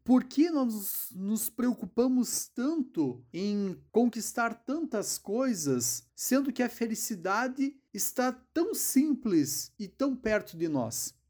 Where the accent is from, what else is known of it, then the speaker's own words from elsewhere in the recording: Passo Fundo, Rio Grande do Sul, Brazil; eu sou de Passo Fundo